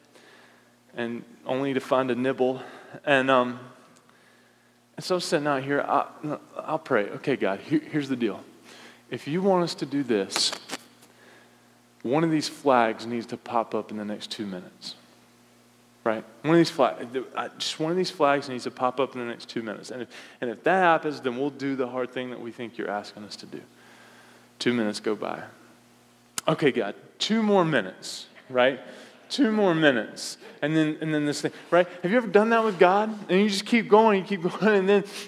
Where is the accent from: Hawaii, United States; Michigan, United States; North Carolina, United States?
North Carolina, United States; moved away; Young man, born and raised in North Carolina.